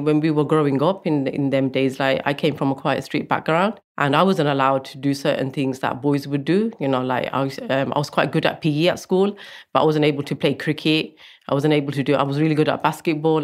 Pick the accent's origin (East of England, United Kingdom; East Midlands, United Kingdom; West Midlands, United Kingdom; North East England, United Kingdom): West Midlands, United Kingdom; Coventry; I'm originally from Coventry